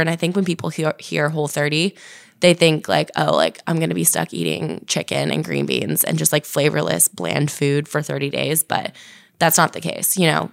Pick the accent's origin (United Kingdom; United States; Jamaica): United States; New Jersey; also born or lived in Virginia; originally from New Jersey